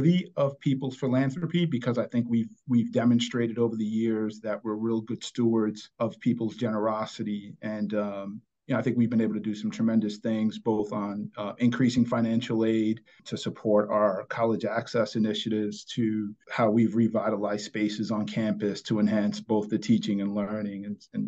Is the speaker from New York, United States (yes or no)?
yes; New York City, New York, United States; I grew up in New York City.